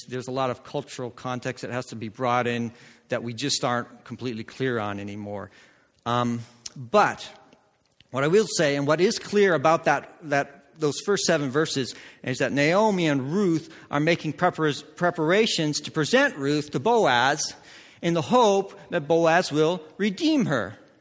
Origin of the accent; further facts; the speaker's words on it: Netherlands; I grew up in Holland